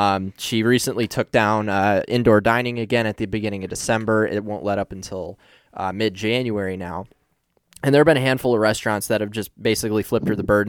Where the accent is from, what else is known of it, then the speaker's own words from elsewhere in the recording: Gaylord, Michigan, United States; now in Grand Rapids, United States; I live in Grand Rapids, Michigan right now. I'm originally from Gaylord, which is about 3 hours north. It's a little small town just about an hour south of the Mackinac Bridge.